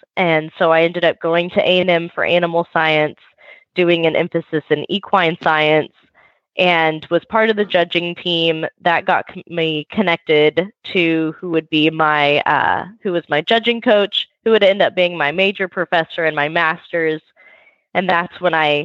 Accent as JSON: {"language": "English", "town": "Sugar Land", "region": "Texas", "country": "United States", "said": "I am from Sugar Land, Texas, which is southwest of Houston"}